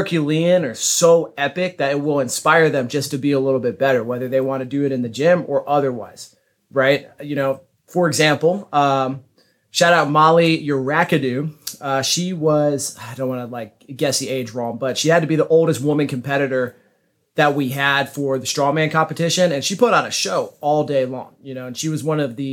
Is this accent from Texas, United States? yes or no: yes; Dallas-Fort Worth area, Texas, United States; moved away; I grew up in the Dallas-Fort Worth area